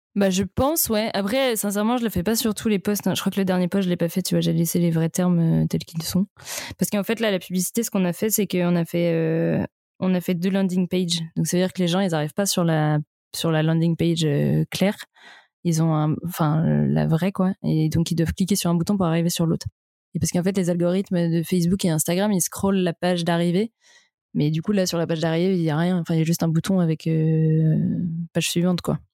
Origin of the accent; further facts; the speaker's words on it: Vannes, Brittany, France; je viens de Vannes en Bretagne